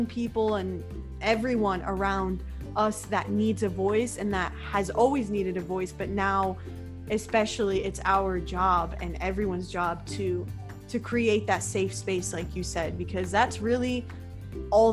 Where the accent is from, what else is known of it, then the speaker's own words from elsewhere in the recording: United States; we're from the States, all the way far away from Toronto